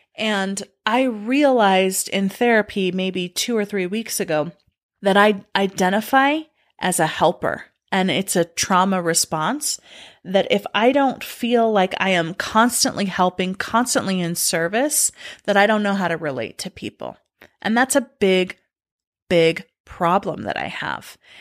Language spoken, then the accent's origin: English; United States; mine were being a girl, a being a Mormon, and being an American.